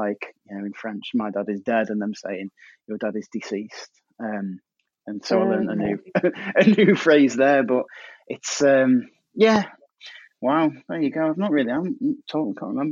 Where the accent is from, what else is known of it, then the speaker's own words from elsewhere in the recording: Staffordshire, West Midlands, United Kingdom; I'm from Staffordshire and we have a funny, unique school system